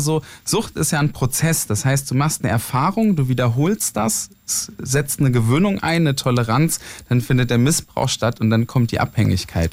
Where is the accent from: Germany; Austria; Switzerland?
Germany; near Mainz, Rhineland-Palatinate; komme aus der Nähe von Mainz, vom Dorf